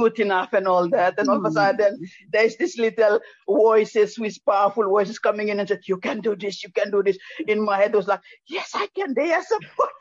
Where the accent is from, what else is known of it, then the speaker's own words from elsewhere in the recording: Papua New Guinea; now in Brisbane, Australia; I'm originally from Papua New Guinea. I live in Brisbane